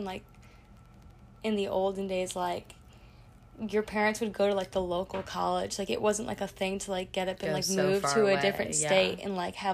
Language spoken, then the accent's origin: English; Buffalo, New York, United States; moved away as an adult; now in Lexington, United States; me from Buffalo